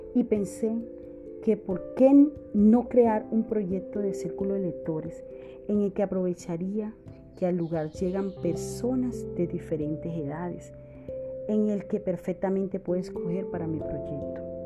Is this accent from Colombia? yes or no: yes; Valledupar, Cesar, Colombia; Soy de Valledupar, Cesar. Es una ciudad del norte de Colombia